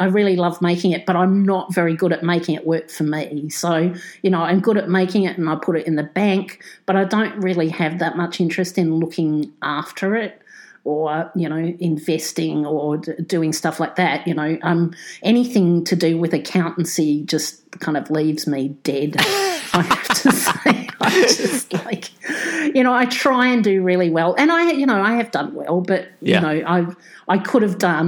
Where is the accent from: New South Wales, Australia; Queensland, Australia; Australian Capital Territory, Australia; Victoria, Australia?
Australian Capital Territory, Australia; Canberra; now in Sydney, Australia; Born and bred in Canberra. I live in Sydney.